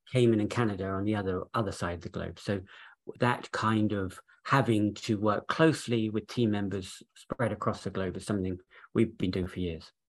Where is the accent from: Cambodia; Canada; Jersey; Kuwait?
Jersey; moved away as an adult; also born or lived in London, United Kingdom; we're both actually from Jersey